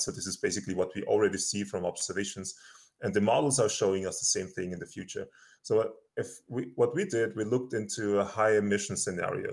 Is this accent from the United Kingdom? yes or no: no; Austria; moved away as an adult; now in Colorado, United States; I'm originally from Austria. I did my PhD there and my master's